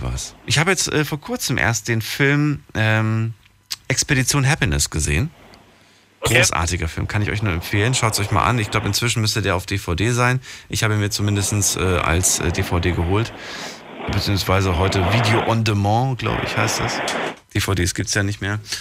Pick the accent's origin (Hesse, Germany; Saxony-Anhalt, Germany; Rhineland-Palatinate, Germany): Hesse, Germany; Frankfurt; ich bin ja eigentlich aus Frankfurt